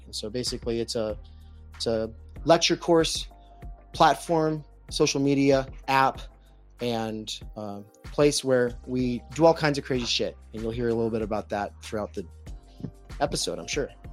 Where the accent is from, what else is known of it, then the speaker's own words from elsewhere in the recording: Spokane, Washington, United States; moved away; I come from the Spokane music scene